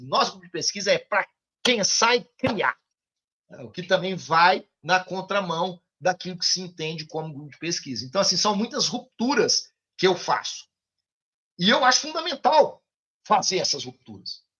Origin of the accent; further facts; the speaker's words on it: Ituiutaba, Minas Gerais, Brazil; now in Goiás, Brazil; minha cidade natal amada, Ituiutaba